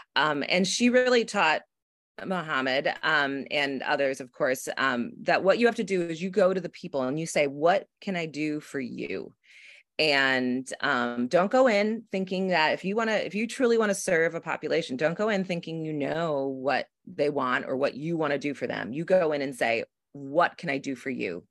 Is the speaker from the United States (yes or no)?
yes; south of Buffalo, Western New York, United States; now in Brooklyn, United States; I'm from actually Western New York, a small town in, um, south of Buffalo, but I live in Brooklyn